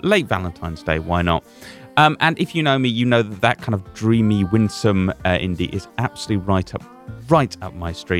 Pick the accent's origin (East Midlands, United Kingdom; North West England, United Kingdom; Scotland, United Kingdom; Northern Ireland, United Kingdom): Scotland, United Kingdom; I'm Scottish.